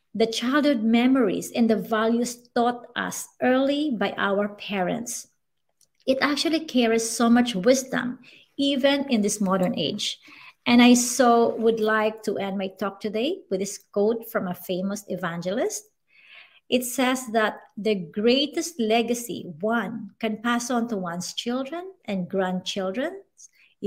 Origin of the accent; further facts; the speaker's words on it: Masbate, Bicol Region, Philippines; I grew up in Masbate where every month we are visited by typhoons.